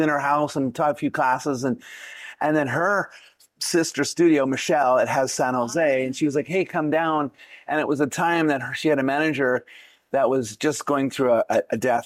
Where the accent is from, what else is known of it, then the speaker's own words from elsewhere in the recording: Canada; also born or lived in Vancouver, British Columbia; originally from Canada, born okay. born in the middle, born in the snow.